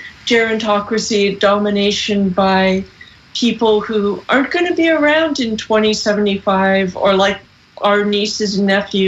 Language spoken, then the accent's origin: English; California, United States; I'm from California